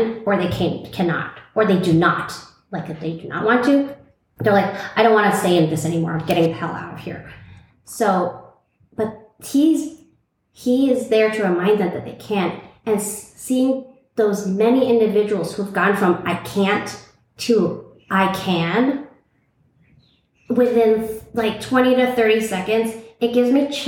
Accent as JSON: {"language": "English", "town": "New York City", "region": "New York", "country": "United States", "tie": "born or raised there", "moved": "as an adult", "lives_now": "Tulum, Mexico", "said": "I was born and raised in Brooklyn, New York, and I thought I would be there forever"}